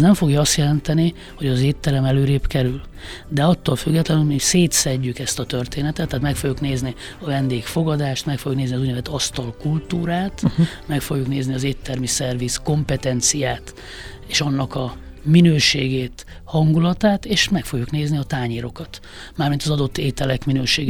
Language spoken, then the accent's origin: Hungarian; Hungary; egy vidéki középosztály, egy családba születtem